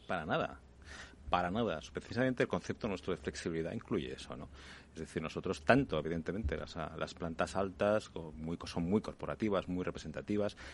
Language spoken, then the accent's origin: Spanish; Barcelona, Catalonia, Spain; now in Madrid, Spain; Yo que soy de Barcelona